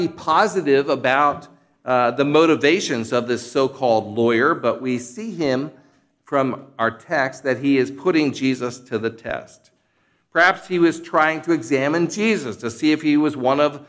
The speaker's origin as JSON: {"language": "English", "town": "Philadelphia", "region": "Pennsylvania", "country": "United States", "also_born_or_lived": "Kansas", "moved": "yes", "said": "I was an outsider from the Philadelphia region who attended Westminster Theological Seminary"}